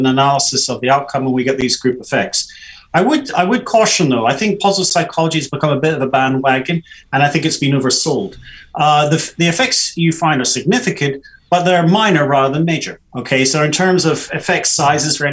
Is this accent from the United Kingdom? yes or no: yes; United Kingdom; especially as British